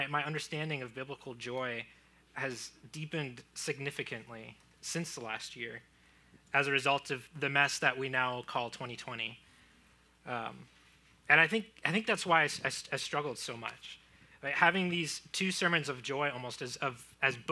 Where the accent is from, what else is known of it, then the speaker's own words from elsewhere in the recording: Florida, United States; moved away; I grew up in Florida. I had alligators in my backyard